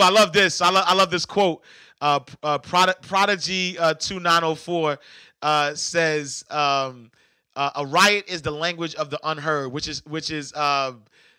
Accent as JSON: {"language": "English", "town": "New York City", "region": "New York", "country": "United States", "tie": "born or raised there", "moved": "yes", "lives_now": "Atlanta, United States", "said": "the project that I grew up in New York was 15 acres"}